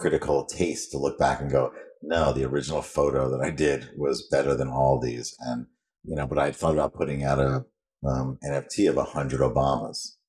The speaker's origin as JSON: {"language": "English", "region": "New York", "country": "United States", "said": "I'm a New Yorker"}